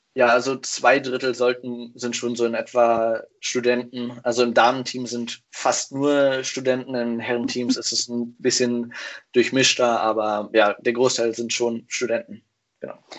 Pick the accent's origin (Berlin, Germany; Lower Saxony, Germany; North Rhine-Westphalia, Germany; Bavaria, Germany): Lower Saxony, Germany; Hanover; moved away as an adult; also born or lived in Whakatane, New Zealand; now in Kiel, Germany; Ich komme eigentlich aus Hannover